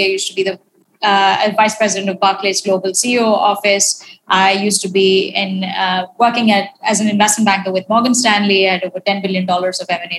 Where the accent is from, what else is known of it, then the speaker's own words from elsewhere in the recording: Delhi, India; also born or lived in London / Barcelona / Switzerland; now in Mumbai, India; I've lived in London. I've worked in Switzerland and private equity. And I'm from Delhi, and I currently now live in Mumbai.